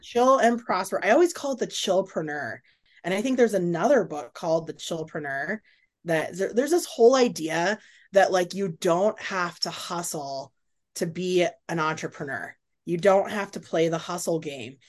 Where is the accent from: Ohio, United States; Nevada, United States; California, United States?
Nevada, United States; Carson City, Reno, Northern; also born or lived in Minnesota / Portland, Oregon / Houston, Texas; I grew up in Carson City, Reno, Lake Tahoe area